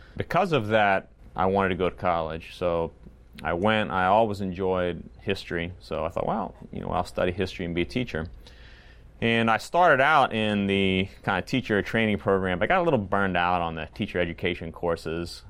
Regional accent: Lynchburg, Virginia, United States; moved away as an adult; also born or lived in Montgomery, Indiana / Brooklyn, New York; now in Lancaster, Pennsylvania, United States; I grew up in the Lynchburg, Virginia area. Uh, lived there from nineteen seventy-nine to about two thousand. I grew up there

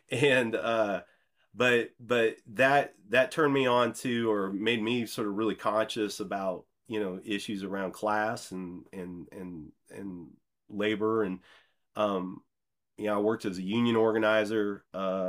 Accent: Midwest, United States; I'm from the Midwest, and I grew up in a cornfield.

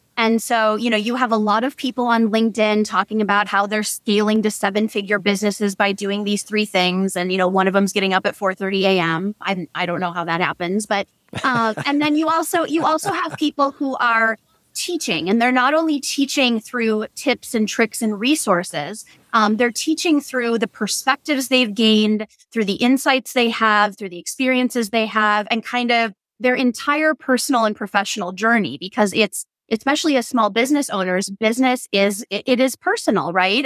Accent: Door County, Wisconsin, United States; also born or lived in Madison, Wisconsin; I just moved back to Door County, Wisconsin, which is my home

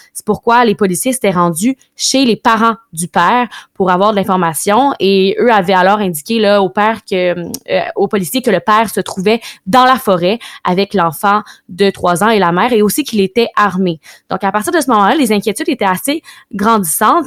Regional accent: Canada; chez nous au Canada

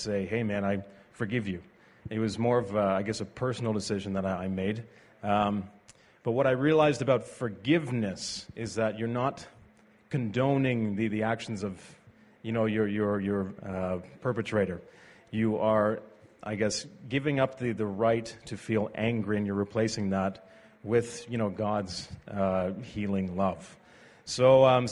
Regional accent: Ottawa, Ontario, Canada; I grew up in Ottawa.

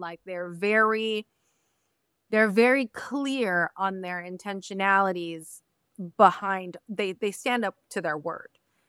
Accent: Mexico; I am not Dominican. I am not Colombian. I am not. I am a Mexican. I come from Mexico.

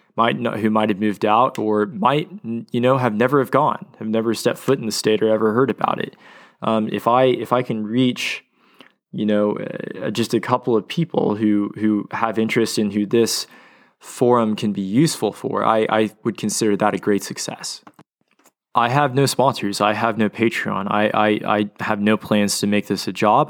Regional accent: Oklahoma City, Oklahoma, United States; moved away as an adult; now in Dallas, United States; growing up in Oklahoma City and spending a lot of time at my father's law office

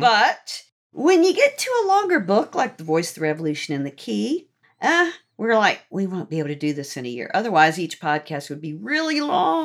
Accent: Norfolk, Virginia, United States; I grew up in Norfolk

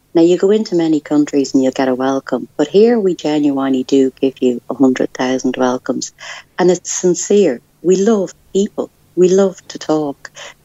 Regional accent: Dublin, Leinster, Ireland; accent: Irish; you can probably tell by the accent, I'm Irish. I'm a Dublin-born girl, and for the most part of life, I've lived here. But the last couple of years, I was abroad, I came back

